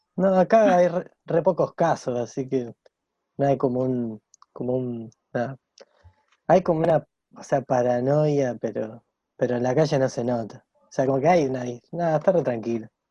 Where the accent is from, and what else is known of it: Rosario, Santa Fe, Argentina; born or raised there